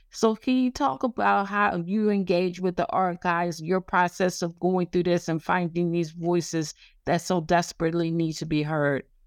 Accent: the South, United States; I'm from the South

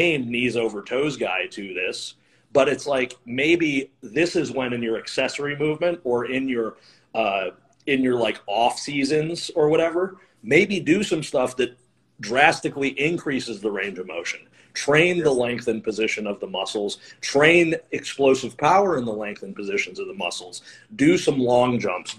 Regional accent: Flint, Michigan, United States; moved away as an adult; also born or lived in Ohio; I grew up in Flint

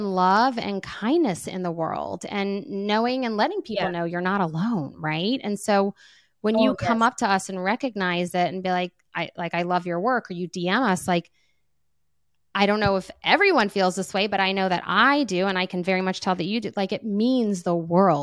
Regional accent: New Orleans, Louisiana, United States; I'm from New Orleans

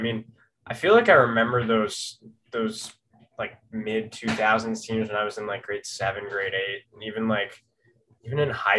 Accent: Toronto, Ontario, Canada; Yeah, I am from Toronto. I've grown up in Canada, in Toronto specifically, or just north of the city kind of all my life.

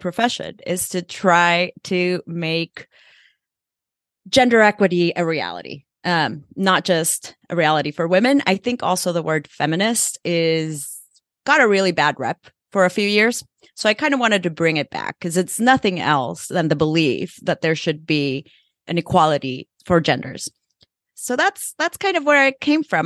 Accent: El Salvador; moved away; also born or lived in Mexico; I grew up in El Salvador

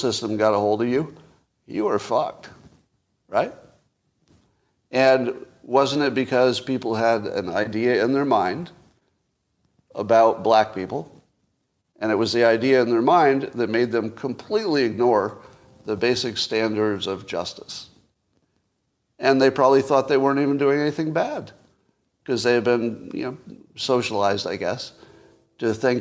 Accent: United States; I am American above all

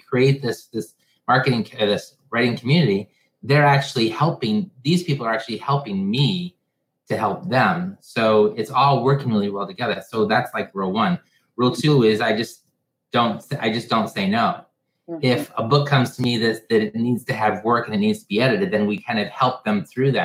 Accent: Michigan, United States; I'm from Michigan, and whenever you want to know if someone's going to go with you somewhere, you don't say, do you want to come with me? You say, do you want to go with?

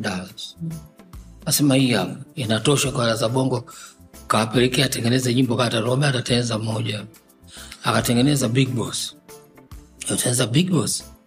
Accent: Dar es Salaam, Tanzania; also born or lived in Tabora; Mi mtoto wa Dar mimi nimezaliwa tarehe ishirini na tano Desemba mwaka elfu tisa mia na hamsini na tatu

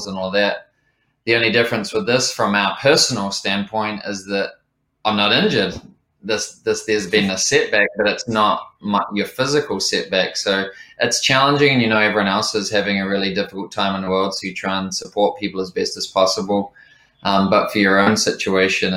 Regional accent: Lower Hutt, Wellington, New Zealand; working my way up through some of the more challenging kitchens in Lower Hutt, my hometown

